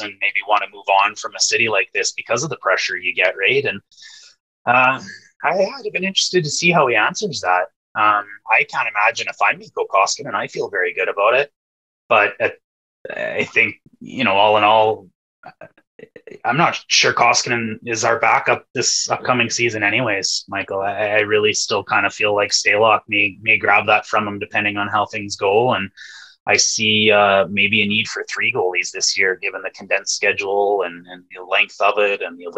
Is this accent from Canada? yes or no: yes; Wynyard, Saskatchewan, Canada; moved away as an adult; also born or lived in Regina; now in Edmonton, Canada; I've been in Edmonton for 16 years now, but I was raised in Wynyard, Saskatchewan